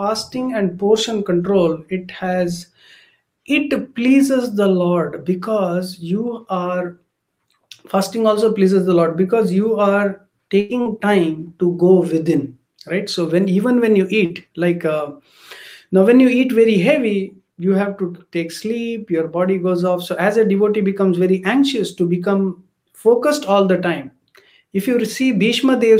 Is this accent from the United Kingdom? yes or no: no; South India, India; I come from the Brahmin, Gaur Saraswat Brahmin community from South India